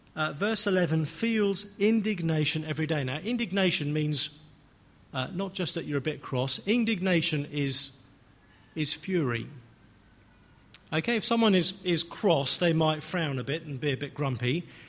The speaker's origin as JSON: {"language": "English", "region": "England", "country": "United Kingdom", "said": "I'm English"}